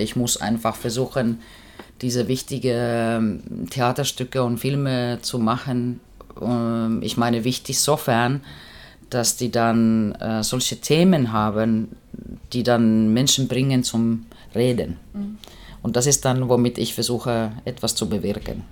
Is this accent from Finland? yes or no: yes; Finland; German is a second language; moved away as an adult; also born or lived in East Germany; ich bin Finnin und ich komme aus Arbeiterfamilie